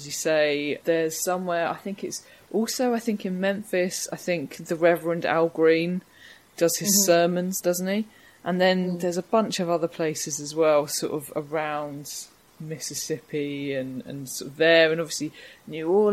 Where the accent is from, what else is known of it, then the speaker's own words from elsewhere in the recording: Harwich, East of England, United Kingdom; I'm from Harwich in Essex